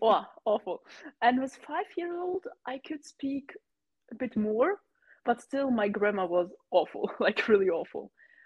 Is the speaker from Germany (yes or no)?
yes; Germany; first language German and Russian; English is a second language; So I was born in Germany, but my mother is from Russia, and so I was raised bilingual, I guess it is in English. So I can speak as well German, but also like Russian, and yes, I can speak both languages